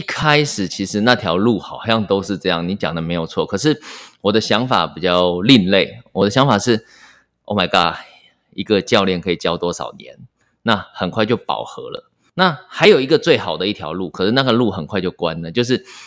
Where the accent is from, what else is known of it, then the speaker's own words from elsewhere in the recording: Miaoli County, Taiwan; 我是在苗栗长大的，那可能在乡，乡下嘛